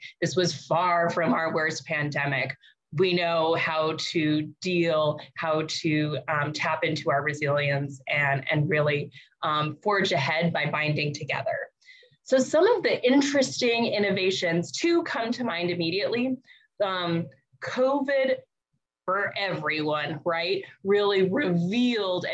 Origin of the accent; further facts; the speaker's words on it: Albuquerque, New Mexico, United States; now in Burbank, United States; I am a Coche de Pueblo, grew up in Albuquerque. I am now calling from the Tongva, Tatavium, and Chumash lands, also known as Burbank, California